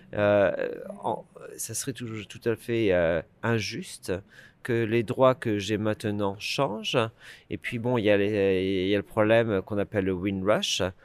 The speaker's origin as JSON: {"language": "French", "country": "France", "also_born_or_lived": "London / Scotland", "moved": "as an adult", "lives_now": "United Kingdom", "said": "je suis un Français euh, qui a quitté euh, le pays en 1995 pour s'installer au Royaume-Uni."}